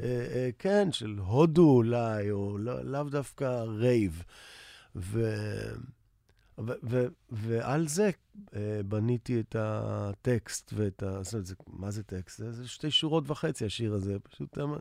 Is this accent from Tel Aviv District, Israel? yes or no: yes; Tel Aviv, Tel Aviv District, Israel; also born or lived in New York; אני תל אביבי כל חיי, למעט איזה שנתיים בניו יורק